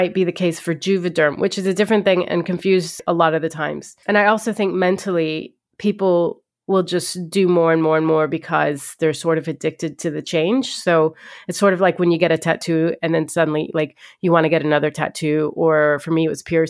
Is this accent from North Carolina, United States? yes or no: no; Ohio, United States; I could have used the Kardashians growing up. Like, I grew up an Egyptian in Ohio.